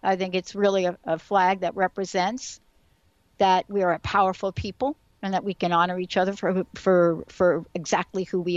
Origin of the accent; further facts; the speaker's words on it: New York City, New York, United States; growing up in New York City